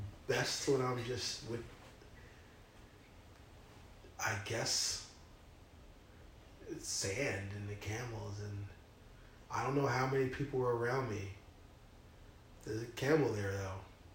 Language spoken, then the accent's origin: English; California, United States; I'm from California. Maybe I am from California.